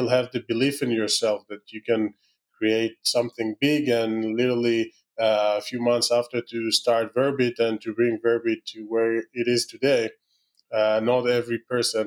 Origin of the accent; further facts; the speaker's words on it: Israel; accent: Israeli; my terrible Israeli accent